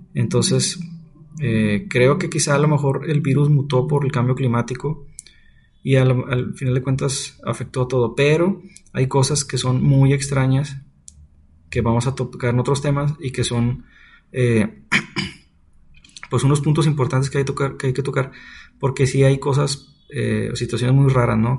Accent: Nuevo León, Mexico; Yo soy de Nuevo León

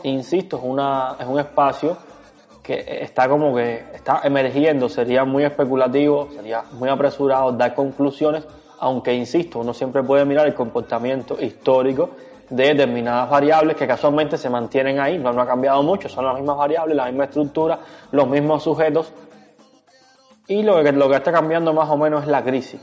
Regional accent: Cuba; porque somos cubanos

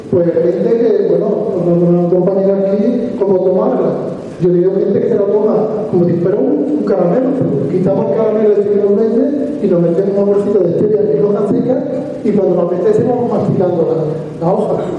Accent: Province of Málaga, Andalusia, Spain; yo vengo aquí de Málaga, soy de la provincia de Málaga, un pueblecito que está entre Adostainas, bueno, Adostainas, yo soy de Adostainas

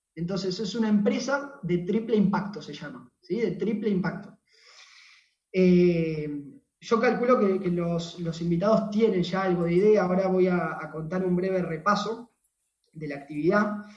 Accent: Temperley, Buenos Aires Province, Argentina; soy de acá de Temperley, de Buenos Aires, Argentina

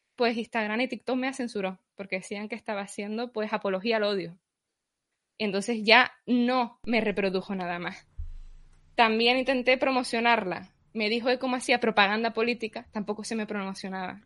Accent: Canary Islands, Spain; Yo soy de Canarias, recibo en la isla de Tenerife

